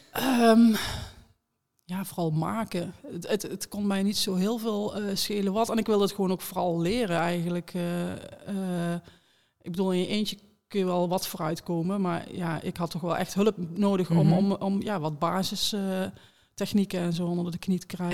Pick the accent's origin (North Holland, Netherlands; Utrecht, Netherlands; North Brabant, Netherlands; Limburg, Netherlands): North Brabant, Netherlands; Beers; moved away; waar ik vandaan kom. Ehm, Beers, kleine gemeente in, in Noord-Brabant